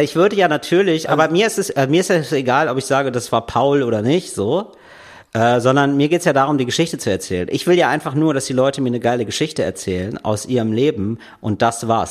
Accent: Germany; ich als Deutscher

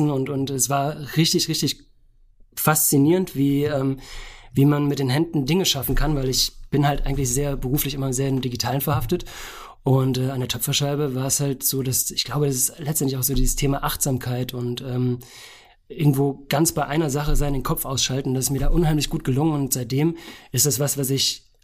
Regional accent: Künzell, Hesse, Germany; Bacheln-Künzell, Künzell-Bacheln, das steht ja. glaube ich sogar auf dem Ortsschild drauf. Also genau, ich komme aus Bacheln, bin 83 geboren

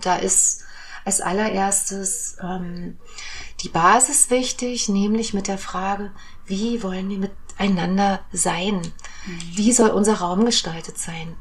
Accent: Germany; ich komme ja aus der DDR

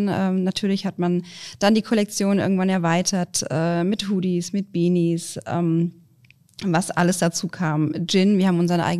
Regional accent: Frankfurt, Hesse, Germany; Also ich bin ja hier geboren und äh, Frankfurt ist meine Heimat.

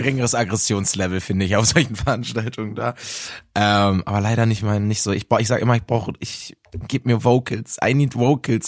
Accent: Bielefeld, North Rhine-Westphalia, Germany; in Bielefeld in meiner Heimatstadt

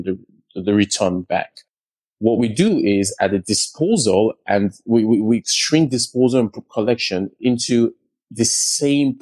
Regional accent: Lagos, Nigeria; Nigeria is my home country, and I grew up in the south of Lagos

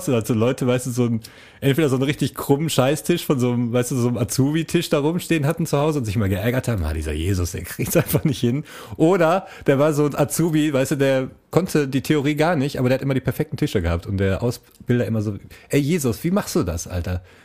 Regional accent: Essen, North Rhine-Westphalia, Germany; accent: Ruhrpott (Ruhr German); Ich bin ein Essener Jung

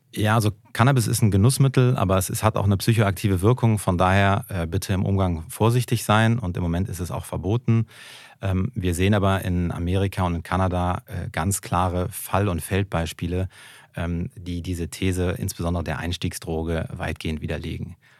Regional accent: Germany; als, äh, als Deutscher, als Staatsbürger

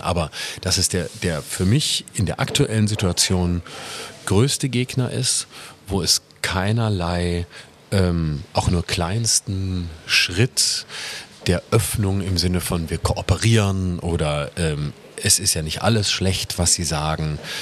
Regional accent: Lörrach, Baden-Württemberg, Germany; moved away as an adult; also born or lived in Freiburg; now in Berlin, Germany; in Lörrach, wo ich herkomme, bin ich immer Bus und Fahrrad gefahren

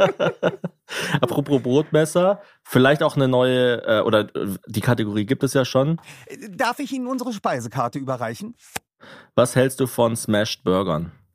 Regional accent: Ulm, Baden-Württemberg, Germany; Bei uns in Ulm

